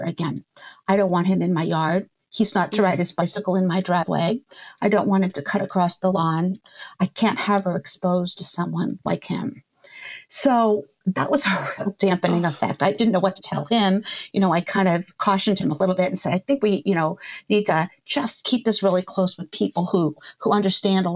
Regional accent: Boston, Massachusetts, United States; I moved back here. My family lives in Boston. I'm from the Boston area

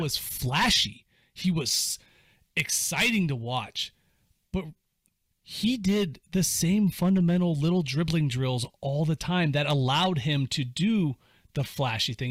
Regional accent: Cuyahoga Falls, Ohio, United States; I was growing up in Cuyahoga Falls

